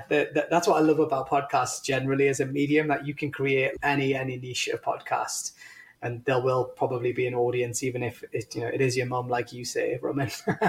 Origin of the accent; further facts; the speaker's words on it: India; You're going to laugh because I'm Indian